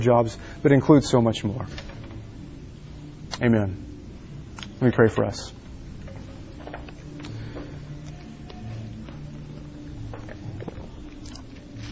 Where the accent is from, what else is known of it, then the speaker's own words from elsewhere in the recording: Dallas, Texas, United States; now in Washington, United States; I grew up in Texas, Dallas, Texas, outside of Dallas.